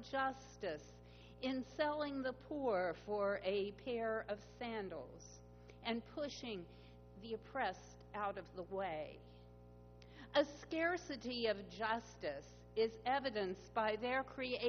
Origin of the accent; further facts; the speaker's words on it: Pittsburgh, Pennsylvania, United States; my hometown of Pittsburgh